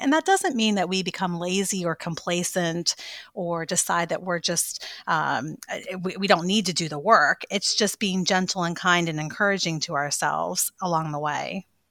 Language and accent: English; Maryland, United States; moved away as an adult; also born or lived in Virginia / North Carolina; now in Saint Augustine, United States; I'm actually from Maryland, um, kind of in between Baltimore and Annapolis area.